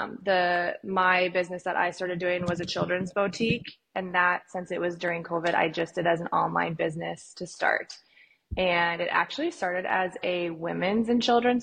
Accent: Fargo, North Dakota, United States; moved away as an adult; now in Arizona, United States; I'm from Fargo

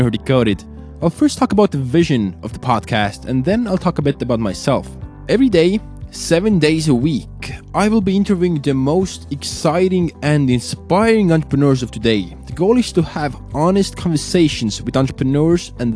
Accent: Tallinn, Harju County, Estonia; moved away as an adult; also born or lived in Minnesota; I was born and raised in Estonia, Tallinn

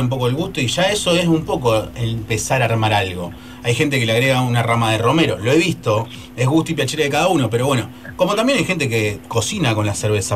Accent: Argentina; como argentino

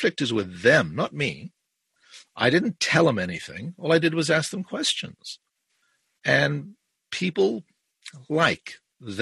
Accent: Ireland; also born or lived in South Africa; now in Brampton, Canada; I was born in South Africa. I was raised in Ireland and I live in Canada since about 1971.

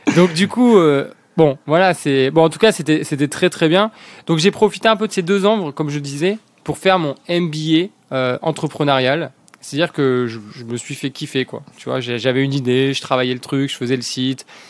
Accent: La Ciotat, Provence-Alpes-Côte d'Azur, France; also born or lived in Lorraine / Montpellier / Paris / Dublin; j'ai découvert la Ciotat. j'ai grandi à Ciotat

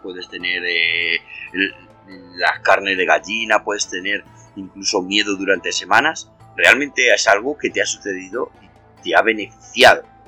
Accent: Madrid, Community of Madrid, Spain; yo soy de Madrid

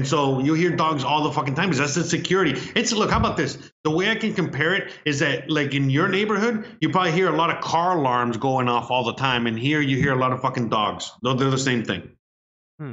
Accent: United States; now in Mexico; I'm Hispanic, you know, I mean, I'm American

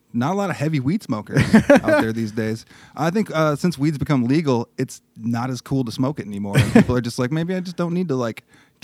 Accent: Belmont, Michigan, United States; Yeah, I'm from Michigan. From Belmont, Michigan, a little town outside of Grand Rapids.

